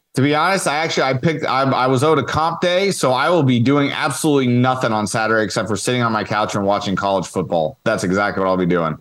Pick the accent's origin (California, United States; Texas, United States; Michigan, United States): California, United States; Northern; somebody born and raised in Northern California